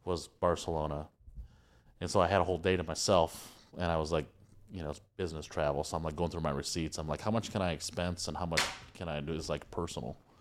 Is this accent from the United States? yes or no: yes; Michigan, United States; I'm from Michigan